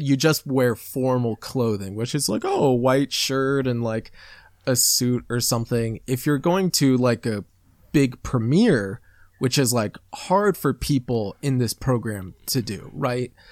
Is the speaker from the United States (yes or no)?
yes; Midwest, United States; accent: American; I grew up in the Midwest